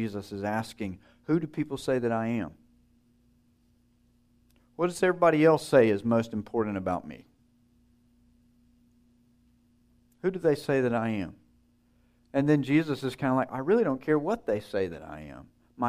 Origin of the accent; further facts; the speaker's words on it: Wisconsin, United States; I'm from Wisconsin. That's not the most important thing about you.